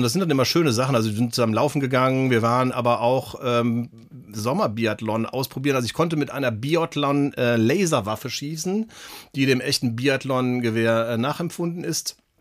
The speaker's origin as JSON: {"language": "German", "area": "Bergisches Land, near Cologne", "region": "North Rhine-Westphalia", "country": "Germany", "said": "wir kommen beide aus Köln, ähm, beziehungsweise Andi direkt aus Köln, ich aus der näheren Umgebung im Bergischen Land"}